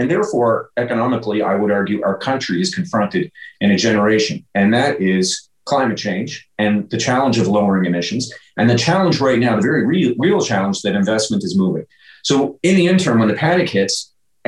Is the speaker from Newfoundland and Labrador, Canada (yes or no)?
yes; Newfoundland and Labrador, Canada; now in St. John's, Canada; I grew up in Labrador. I grew up in a, you know, small town